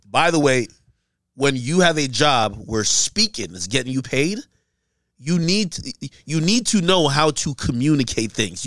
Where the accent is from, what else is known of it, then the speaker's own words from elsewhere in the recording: Hackensack, New Jersey, United States; also born or lived in Jamaica; I grew up in Jersey, so it's a Hackensack